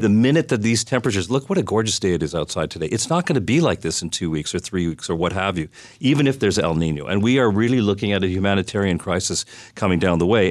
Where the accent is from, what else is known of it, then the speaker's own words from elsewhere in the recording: Canada; now in Chicago, United States; I'm Canadian